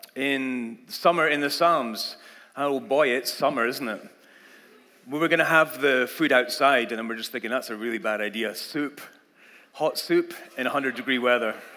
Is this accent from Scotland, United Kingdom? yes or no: yes; Scotland, United Kingdom; moved away as an adult; now in United States; I grew up in Scotland and that was the language you learned